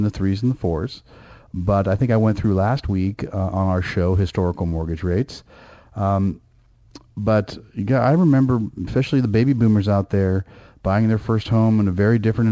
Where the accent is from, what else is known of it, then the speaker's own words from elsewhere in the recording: Bay Area, California, United States; I grew up in the Bay Area, know Northern California very well